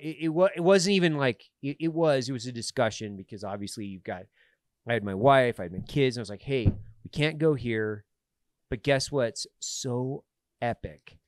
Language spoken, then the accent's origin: English; Idaho, United States; I'm from Idaho